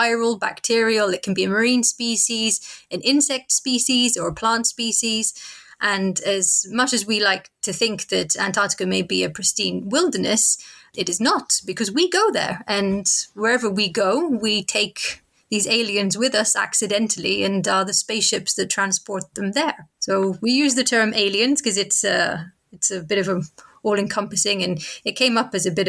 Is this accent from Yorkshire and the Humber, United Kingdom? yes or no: no; Cornwall, South West England, United Kingdom; I grew up in Cornwall